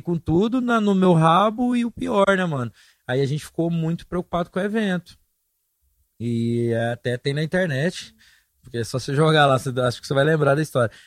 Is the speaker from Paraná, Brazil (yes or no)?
no; Goiás, Brazil; moved away as an adult; also born or lived in São Paulo